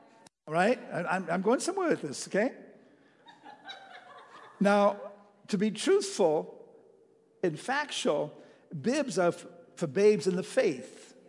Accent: Texas, United States; You know, I'm from Texas, and they have the best chili in the whole wide world, you know.

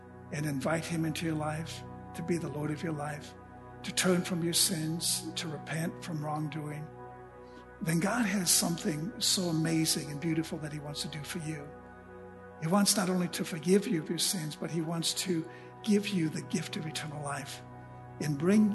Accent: Junction City, United States; my hometown where I grew up, Junction City

